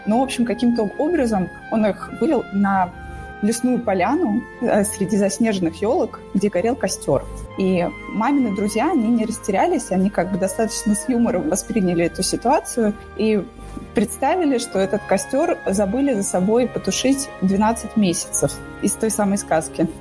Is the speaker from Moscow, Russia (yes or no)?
yes; Moscow, Russia; я родилась, выросла и живу в Москве